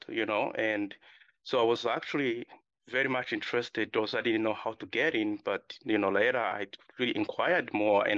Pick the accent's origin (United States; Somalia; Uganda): Uganda; moved away; also born or lived in Democratic Republic of the Congo; I was born in Democratic Republic Congo. Then I was raised in Uganda, refugee settlement. Then I moved here in 2016